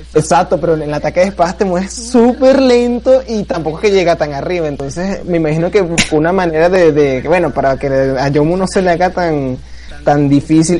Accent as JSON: {"language": "Spanish", "country": "Venezuela", "said": "soy de Venezuela"}